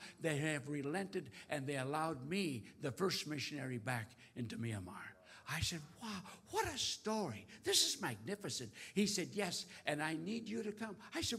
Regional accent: North Dakota, United States; Now, I grew up in North Dakota, so I understand cold as you

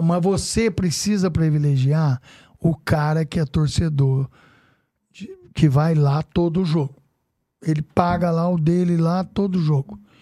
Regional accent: Casa Branca, São Paulo, Brazil; now in São Paulo, Brazil; eu tenho uma pizzaria trinta e oito, trinta e sete anos lá em Casa Branca, né, minha terra natal

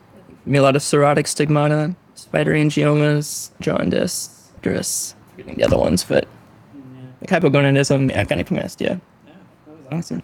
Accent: Morton, Illinois, United States; also born or lived in Champaign-Urbana, Illinois; I went to Morton

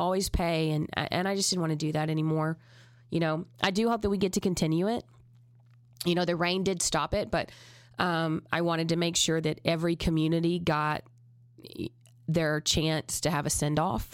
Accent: Texas, United States; I'm from Texas.

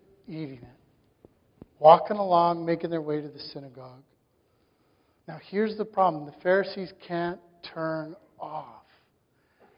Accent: Saskatchewan, Canada; I grew up in Saskatchewan

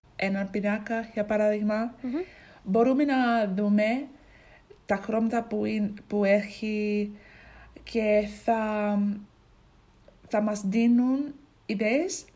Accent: Ipswich, East of England, United Kingdom; Greek is a second language; now in Braintree, United Kingdom; μένω στο Braintree στην αγγλια Αλλά είμαι από, την, είμαι από το Ipswich

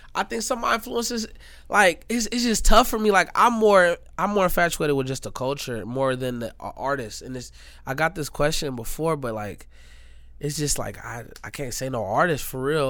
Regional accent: Gary, Indiana, United States; I'm from Indiana. I'm from Gary, Indiana

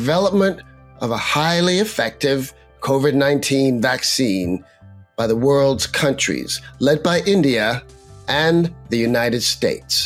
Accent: Canada; I'm a Canadian, and I live in Toronto

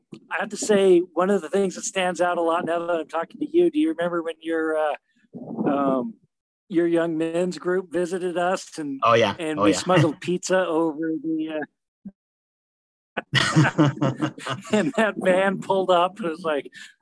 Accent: Utah, United States; also born or lived in Payson, Utah / Pleasant Grove, Utah; I loved growing up in Utah. Like I was saying before, I grew up for about half my life in a town called Payson

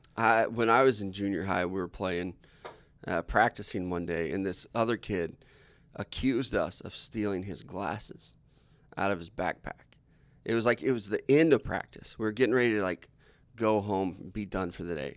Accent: United States; I'm American

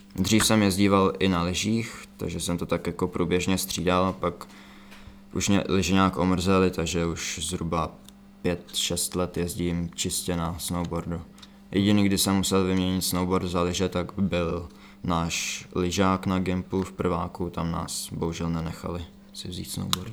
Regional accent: Czechia; tady u nás v Čechách

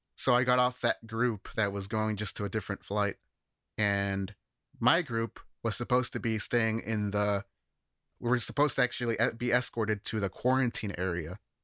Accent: Chicago, Illinois, United States; moved away as an adult; now in Japan; I've worked with studio recording in the Chicago area, where I'm from

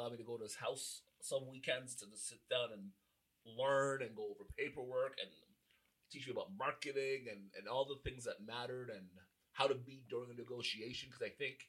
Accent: Whitby, Ontario, Canada; also born or lived in Toronto; I'm born in Toronto, but raised in the wonderful streets of Whitby, Ontario. North Whitby.

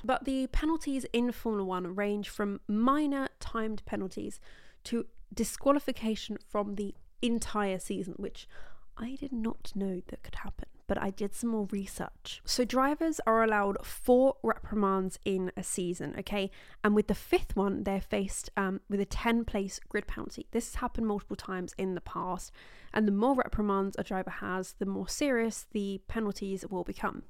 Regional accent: England, United Kingdom; I'm from England in the U K

